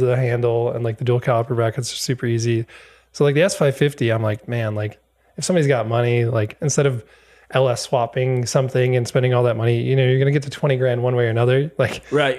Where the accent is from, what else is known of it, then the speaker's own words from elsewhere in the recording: Wisconsin, United States; moved away; I'm from Wisconsin originally. Uh, so I grew up there